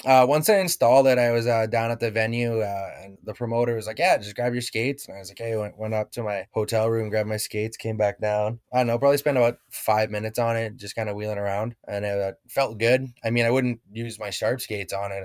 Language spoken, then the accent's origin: English; Legal, Alberta, Canada; back at home in uh, Legal, Alberta, just kind of hanging out with my parents for the summer, working